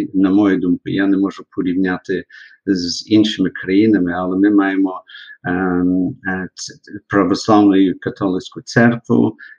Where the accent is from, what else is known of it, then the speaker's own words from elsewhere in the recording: Melbourne, Victoria, Australia; Я народився в місті Мельмон, так як ви кажете, в штаті чи області Вікторія